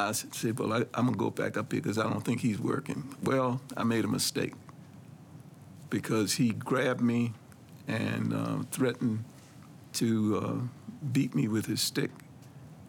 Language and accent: English; Washington, District of Columbia, United States; being a black man growing up in Northwest D.C.